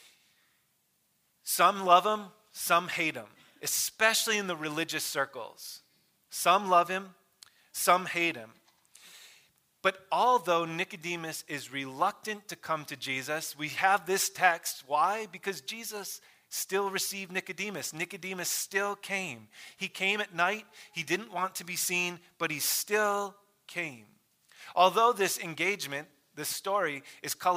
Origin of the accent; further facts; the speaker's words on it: Michigan, United States; I grew up in Michigan